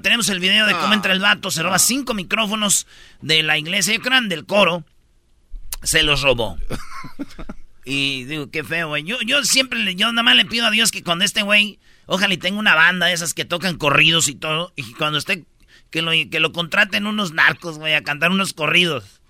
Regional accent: Jiquilpan, Michoacán, Mexico; moved away; allá en mi pueblo, en Jiquilpan, Michoacán

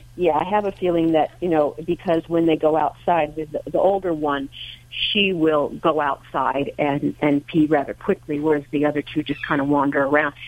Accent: New Jersey, United States; I'm from Jersey also.

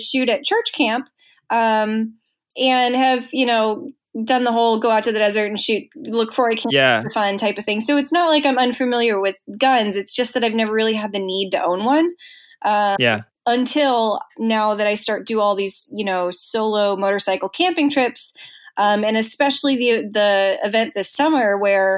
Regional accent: outside of Chicago, Illinois, United States; moved away; I grew up outside of Chicago.

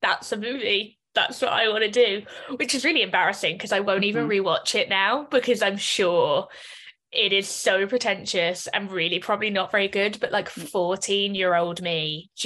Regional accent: London, United Kingdom; moved away as an adult; now in Dublin, Ireland; So I'm originally from London. I'm currently based in Dublin.

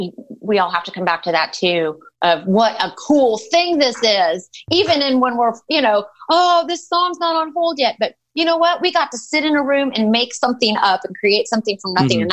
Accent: Pittsburg, Kansas, United States; moved away as an adult; now in Nashville, United States; I worked at a country radio station in my hometown of Pittsburgh called KKOW.

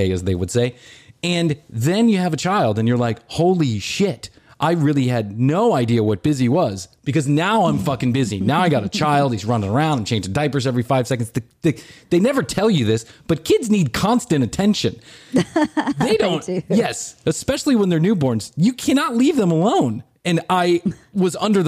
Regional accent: Chicago, Illinois, United States; We come from Chicago

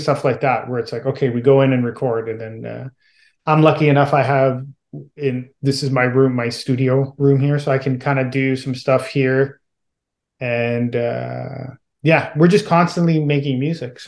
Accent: Southern Italy, Italy; moved away; I grew up in Southern Italy

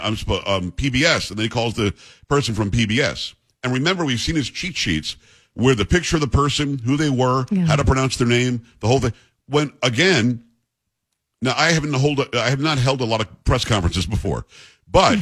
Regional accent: Long Island, Metro New York, United States; I'm from Metro New York, Long Island, but it is Metro New York.

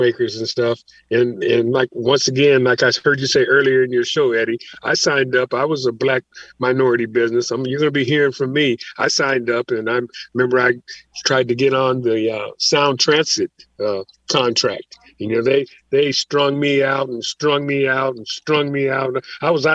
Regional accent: Seattle, Washington, United States; I've been here since 51

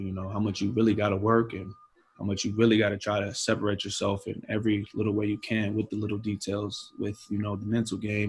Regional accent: Apple Valley, Minnesota, United States; also born or lived in Ohio; when I moved from Ohio, I just so happened to move to Apple Valley

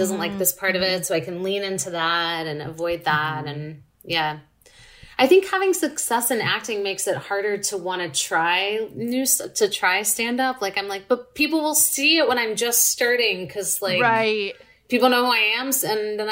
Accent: Laurel, Mississippi, United States; moved away as an adult; also born or lived in Dallas, Texas; now in Los Angeles, United States; I'm from Laurel, Mississippi, and I lived there until I was 18

